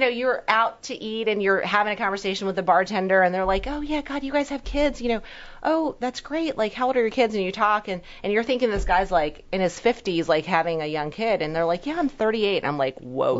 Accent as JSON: {"language": "English", "region": "New York", "country": "United States", "tie": "born or raised there", "also_born_or_lived": "Hong Kong", "said": "I was born in Hong Kong. I've been in America since I was one, but came from very meager beginnings. Um, you know, immigrant family, super poor in New York"}